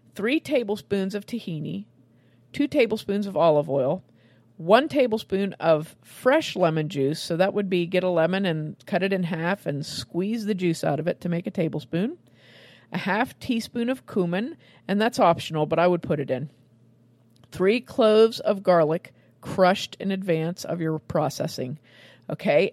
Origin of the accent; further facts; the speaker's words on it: Western Pennsylvania, United States; my hometown here in Western Pennsylvania